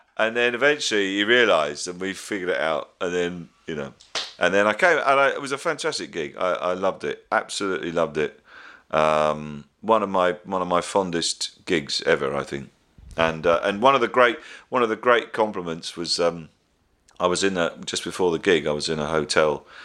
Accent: West Country, South West England, United Kingdom; when I was growing up in the West Country

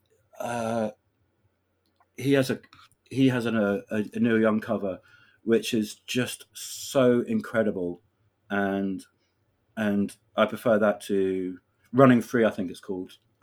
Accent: London, United Kingdom; being a Londoner

